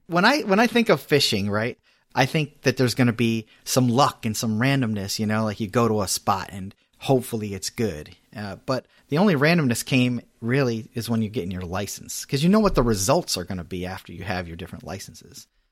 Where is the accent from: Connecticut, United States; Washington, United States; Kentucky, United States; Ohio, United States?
Connecticut, United States; I'm from Connecticut